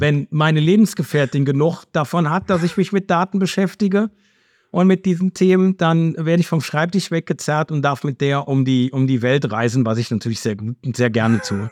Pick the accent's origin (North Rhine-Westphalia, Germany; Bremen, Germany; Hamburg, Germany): North Rhine-Westphalia, Germany; Cologne; accent: Rhenish dialect; ich komme aus Köln. Ne, das kann ich allein schon, das hört man, glaube ich, äh, zumindest den rheinischen Dialekt. Den kann ich nicht verleugnen.